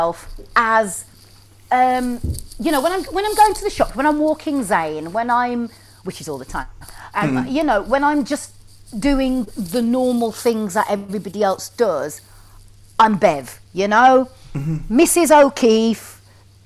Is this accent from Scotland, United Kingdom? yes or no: no; Wolverhampton, West Midlands, United Kingdom; moved away as an adult; now in London, United Kingdom; from Wolverhampton